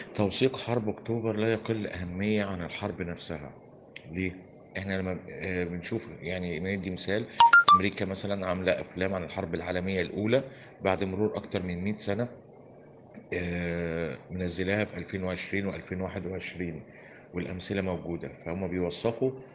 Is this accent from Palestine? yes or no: no; Egypt; احنا عندنا في مصر هنا